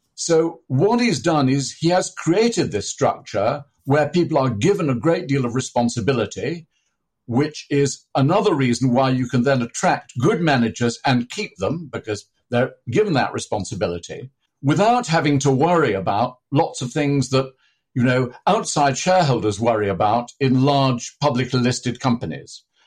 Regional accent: near Manchester, North West England, United Kingdom; I was born near Manchester

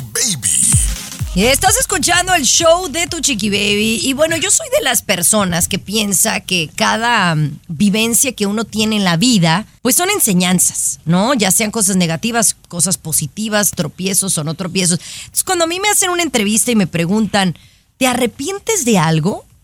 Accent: Mexico; now in United States; siendo mexicana

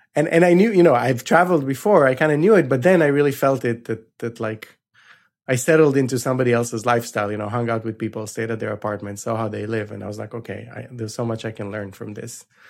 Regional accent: Israel; I grew up in Israel.

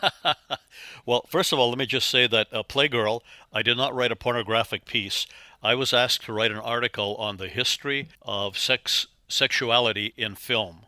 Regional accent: Northern Ontario, Canada; moved away as an adult; also born or lived in Toronto / Chicago / Los Angeles; now in Oklahoma, United States; I grew up in Northern Ontario. We had one TV station when I was a kid

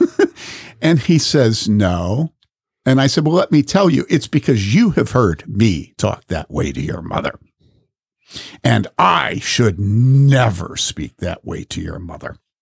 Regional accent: Wheaton, Illinois, United States; I grew up in this in Wheaton

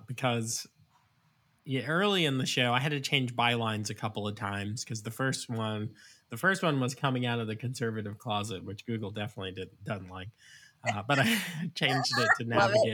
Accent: Virginia, United States; also born or lived in New York; I'm from New York technically, but I moved as a small child to Virginia in elementary school. So I love Virginia, went to college here

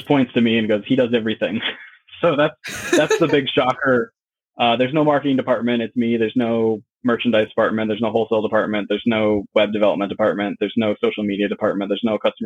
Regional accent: Minnesota, United States; now in Seattle, United States; growing up in Minnesota, we didn't exactly have mountains to go

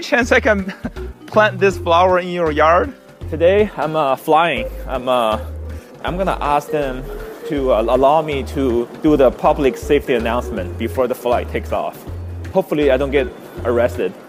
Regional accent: Beijing, China; now in United States; my hometown, Beijing, China

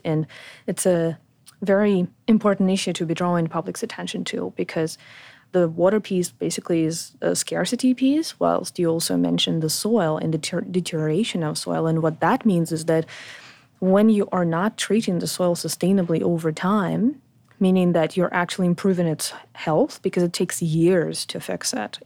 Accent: Ukraine; moved away as an adult; also born or lived in Poland / France / Sydney, Australia; I was born in Ukraine

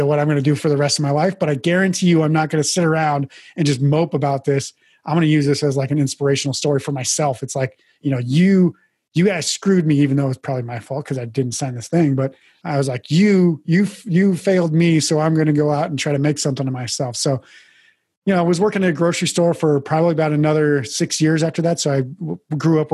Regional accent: Mandan, North Dakota, United States; moved away as an adult; also born or lived in Billings, Montana / Portland, Oregon; I was born in Billings, Montana, actually. My parents separated when I was very young, I think I was five years old. My mom moved to North Dakota. My dad moved to Portland, Oregon. So living with my dad in Portland, Oregon for a couple of years, went back to live with my mom in North Dakota, graduated high school from there

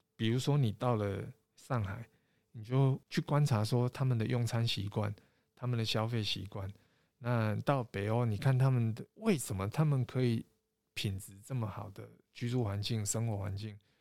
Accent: Taiwan; 我台湾来的

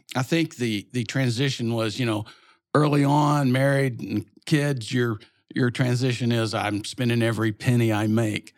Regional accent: Little Rock, Arkansas, United States; also born or lived in Dallas; Grew up in Little Rock

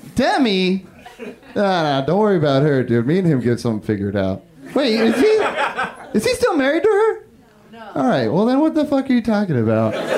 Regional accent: Humboldt County, Northern California, United States; I'm from Northern California. I'm from Humboldt County

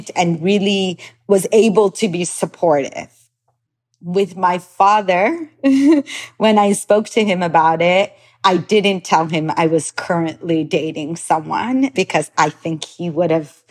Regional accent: Los Angeles, California, United States; moved away as an adult; also born or lived in Iran / Tel Aviv, Israel; I grew up in Los Angeles, California, but I was born in Iran

